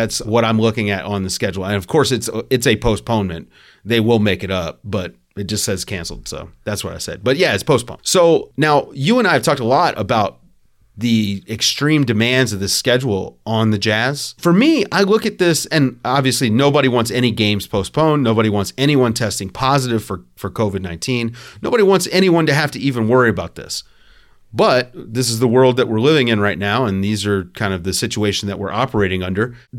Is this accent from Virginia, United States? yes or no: yes; Richmond, Virginia, United States; You know, I'm from Richmond, right?